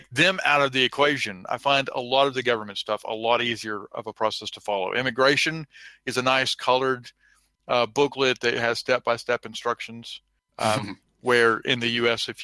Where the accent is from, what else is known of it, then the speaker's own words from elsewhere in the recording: Texas, United States; I am from Texas